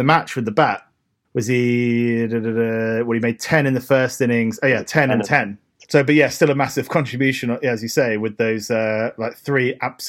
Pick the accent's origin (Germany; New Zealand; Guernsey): Guernsey; we come from Guernsey.